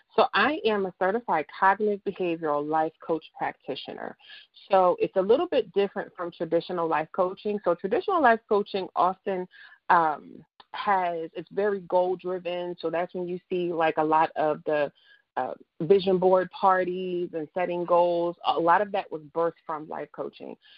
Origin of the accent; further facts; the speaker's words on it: New Jersey, United States; now in Dallas, United States; I'm from Jersey